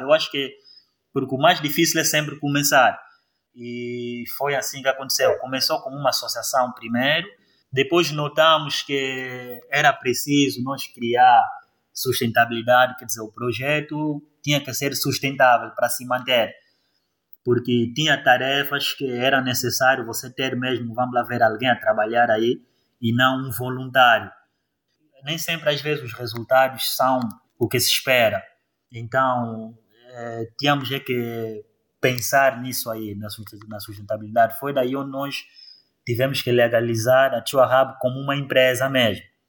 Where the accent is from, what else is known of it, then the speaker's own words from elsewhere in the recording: Cabinda, Angola; moved away as an adult; also born or lived in Lubango, Angola / New Delhi, India / Luanda, Angola; voltei à cabina por causa do trabalho